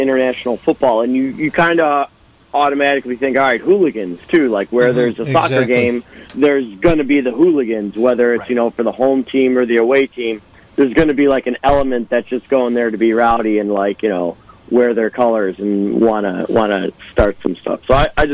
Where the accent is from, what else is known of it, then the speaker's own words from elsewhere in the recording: Chicago, Illinois, United States; moved away; I'm from Chicago originally